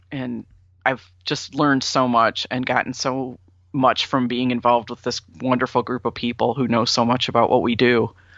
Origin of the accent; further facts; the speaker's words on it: Sandusky, Ohio, United States; also born or lived in Florida; now in Ann Arbor, United States; my hometown is Sandusky, Ohio